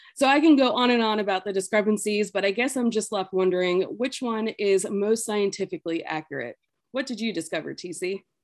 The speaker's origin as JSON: {"language": "English", "region": "New York", "country": "United States", "tie": "born or raised there", "said": "that's where I grew up was in New York"}